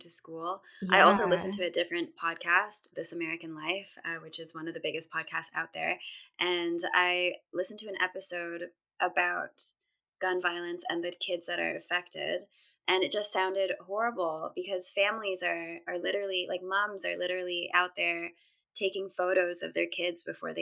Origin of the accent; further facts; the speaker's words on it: Canada; I grew up in Canada